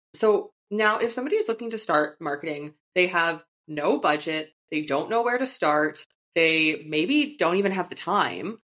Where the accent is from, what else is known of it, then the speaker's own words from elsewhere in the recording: Canada; moved away as an adult; my home country of Canada